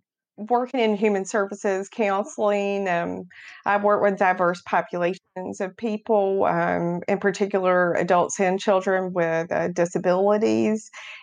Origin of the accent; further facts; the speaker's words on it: North Carolina, United States; Right. I grew up in Beaufort County on the beautiful Pamlico River, you know, so it's a huge boating, sailing community, and grew up.